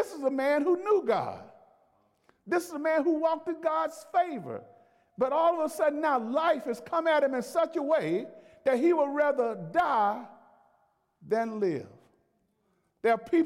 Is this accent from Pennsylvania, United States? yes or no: no; Alabama, United States; I'm from Alabama